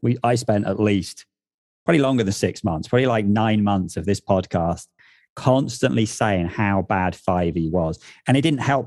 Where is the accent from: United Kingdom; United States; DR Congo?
United Kingdom; England; moved away as an adult; now in north of England, United Kingdom; where I grew up in the South